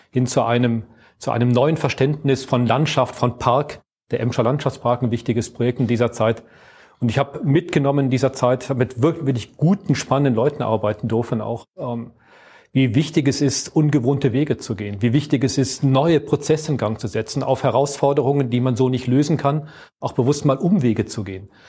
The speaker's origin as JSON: {"language": "German", "town": "Aachen", "region": "North Rhine-Westphalia", "country": "Germany", "also_born_or_lived": "Dortmund", "said": "Also ich komme ursprünglich aus Aachen, habe mhm. dann lange, und das ist so meine berufliche Sozialisierung gewesen im Ruhrgebiet in Dortmund. Dort habe ich studiert, habe ich 20 Jahre gearbeitet."}